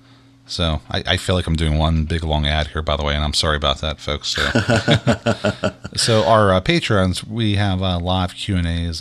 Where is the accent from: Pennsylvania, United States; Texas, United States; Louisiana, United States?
Pennsylvania, United States; Pittsburgh; we're from Pittsburgh